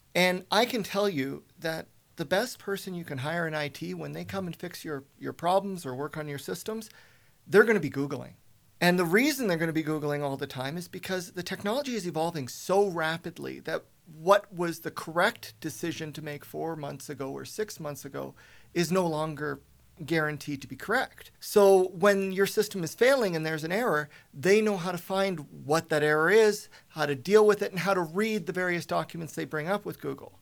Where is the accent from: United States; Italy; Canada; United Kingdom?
Canada; Spruce Grove, Alberta; moved away as an adult; also born or lived in Toronto / Ontario; I was born and raised in Spruce Grove